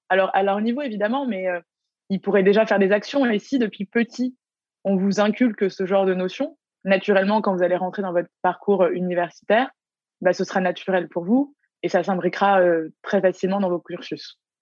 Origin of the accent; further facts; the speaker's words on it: Paris, Île-de-France, France; now in Canada; je viens de Paris, je viens, je viens d'Europe